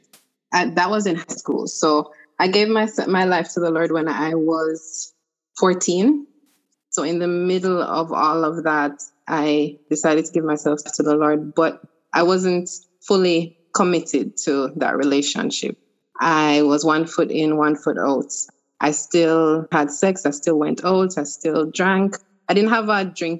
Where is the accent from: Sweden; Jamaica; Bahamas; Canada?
Jamaica; Kingston; now in Florida, United States; I am originally from Kingston, Jamaica, but I now reside in Florida in the U.S.